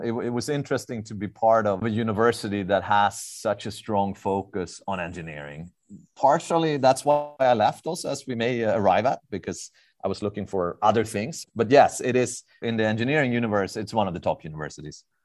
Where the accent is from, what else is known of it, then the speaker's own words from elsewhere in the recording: Stockholm, Stockholm County, Sweden; moved away as an adult; now in Southern California, United States; I'm, uh, born, raised, and, and educated in, in Stockholm, Sweden